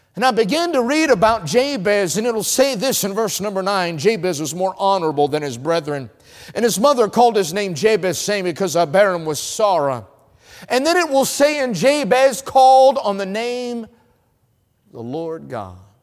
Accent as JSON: {"language": "English", "region": "North Carolina", "country": "United States", "said": "I'm from North Carolina"}